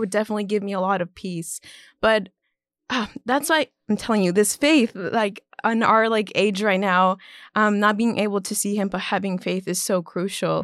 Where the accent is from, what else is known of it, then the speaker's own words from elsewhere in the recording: Orlando, Florida, United States; moved away; I was born and raised in Orlando, Florida.